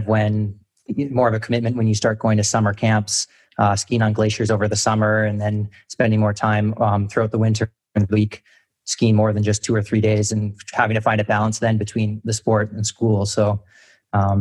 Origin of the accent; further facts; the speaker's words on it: Calgary, Alberta, Canada; I played tennis growing up in Calgary